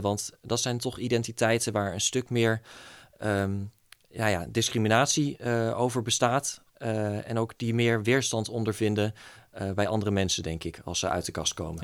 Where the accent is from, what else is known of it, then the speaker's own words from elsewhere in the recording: East Groningen, Netherlands; moved away as an adult; now in Groningen, Netherlands; kom oorspronkelijk uit Oost-Groningen. Ehm, daar woon ik tot mijn 18e.